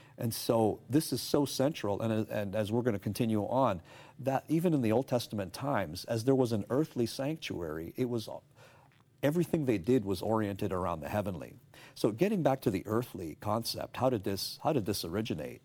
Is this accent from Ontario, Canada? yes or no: yes; Toronto, Ontario, Canada; moved away as an adult; now in United States; I was, uh, born and raised in Toronto, Canada, the Greater Toronto Area